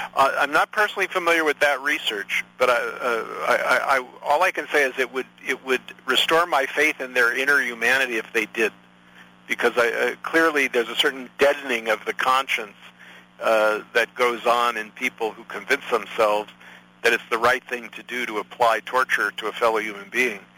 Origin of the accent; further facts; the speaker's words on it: United States; I am an American citizen